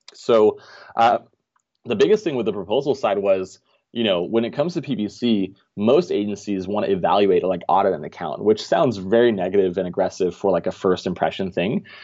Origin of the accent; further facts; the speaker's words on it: Denmark; moved away as an adult; now in Orange County, United States; So I'm actually originally from Denmark. I was born and raised there. Um, came over here when I was about twenty-one.